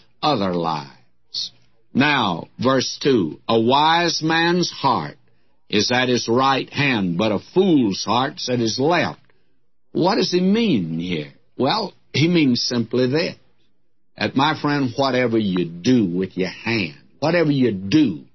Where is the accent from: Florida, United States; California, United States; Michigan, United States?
Michigan, United States; Detroit; when I was a young fellow growing up in my teens, and I was away from God then, I can tell you that, in Detroit